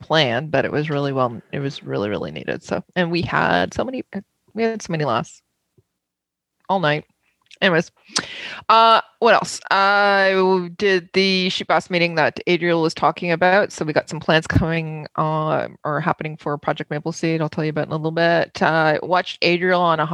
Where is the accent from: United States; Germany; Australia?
Germany; I was born in Germany